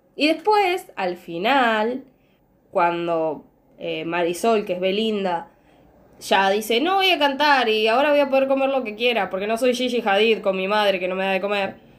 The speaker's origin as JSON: {"language": "Spanish", "country": "Argentina", "said": "yo soy argentina"}